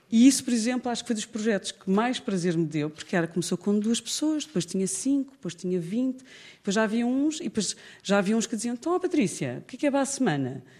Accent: Lisbon, Portugal; para quem é lisboeta, e eu cresci em Lisboa

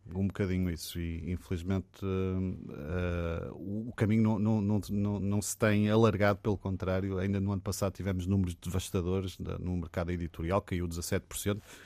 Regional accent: Portugal; sou muito português

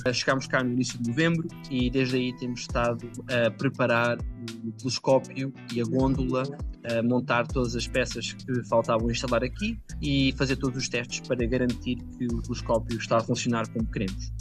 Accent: village near Ancião, Leiria district, Centro, Portugal; moved away as an adult; also born or lived in Lisbon / Groningen, Netherlands; Eu, em Portugal, sou da Sajedela, uma uhum. pequena aldeia perto da vila de Ancião, distrito de Leiria

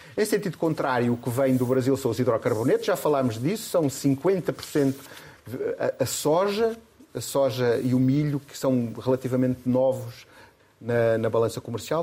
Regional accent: Castelo Branco, Centro, Portugal; moved away; é o lugar onde ainda mora o meu pai, onde vou menos vezes que eu gostar, que eu, que eu, onde eu nasci

